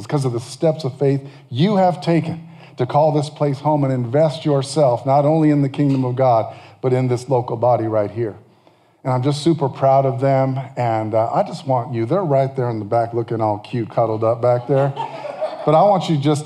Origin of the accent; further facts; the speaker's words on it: California, United States; I'm from California